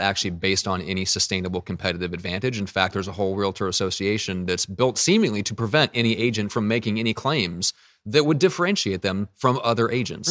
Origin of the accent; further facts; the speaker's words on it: Midwest, United States; moved away as an adult; now in San Diego, United States; I am from the Midwest, and so I, I never learned, I've only been out here in San Diego for, you know, around the same time as when I started the business, so three plus years